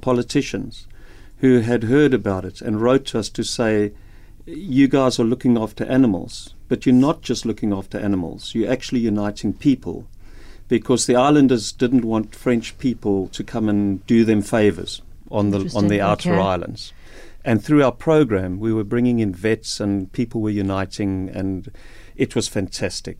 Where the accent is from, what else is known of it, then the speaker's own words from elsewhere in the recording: Cape Town, Western Cape, South Africa; moved away as an adult; also born or lived in Beaufort West; I'm from Cape Town